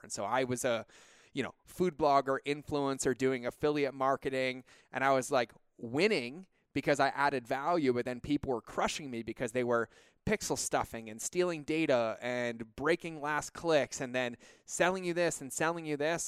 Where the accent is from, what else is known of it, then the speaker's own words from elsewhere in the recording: California, United States; moved away as an adult; now in Montana, United States; we're about as California as they come.